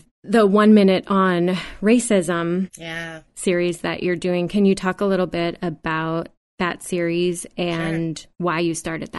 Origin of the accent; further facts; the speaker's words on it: United States; we are all racist because we grew up in America and we were taught this.